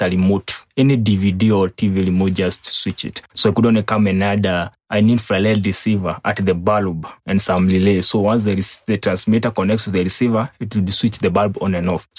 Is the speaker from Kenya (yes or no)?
yes; Nyeri, Nyeri County, Kenya; I was born in Nyeri, lived in Nyeri, in a Tutu location, Karai sub-location